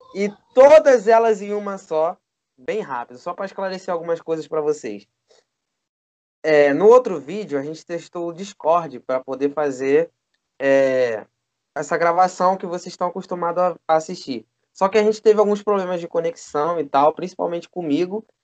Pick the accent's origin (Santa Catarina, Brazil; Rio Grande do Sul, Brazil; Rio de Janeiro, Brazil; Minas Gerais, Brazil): Rio de Janeiro, Brazil; Eu sou carioca também e também tenho as, as estranhezas daqui